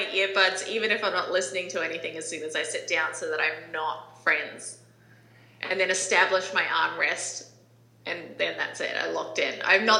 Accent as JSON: {"language": "English", "country": "New Zealand", "tie": "born or raised there", "moved": "yes", "lives_now": "United States", "said": "Growing up in New Zealand myself"}